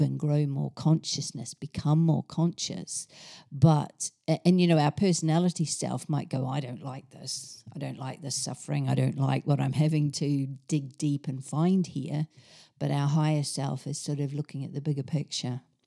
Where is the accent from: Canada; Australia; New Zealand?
New Zealand; moved away as an adult; now in England; I grew up in New Zealand in a small town, went off to university, on the other island in New Zealand